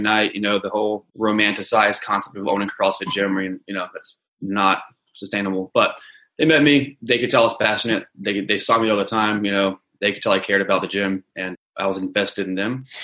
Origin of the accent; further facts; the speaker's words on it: Charlotte, North Carolina, United States; I'm from Charlotte, North Carolina